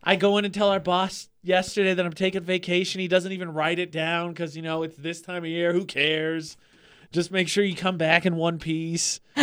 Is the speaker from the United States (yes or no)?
yes; east of the Mississippi, Eastern United States, United States; now in Utah, United States; us people that are from east of the Mississippi